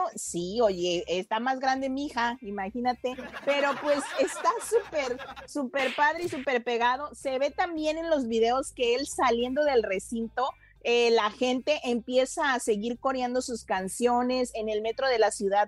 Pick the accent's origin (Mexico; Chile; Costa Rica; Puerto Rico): Mexico; Guadalajara, Jalisco; now in Mexico City, Mexico; en mi tierra, gracias. En Guadalajara.